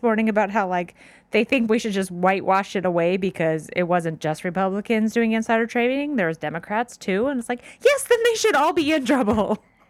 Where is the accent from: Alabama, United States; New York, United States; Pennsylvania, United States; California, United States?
California, United States; Orange County; I'm from Orange County.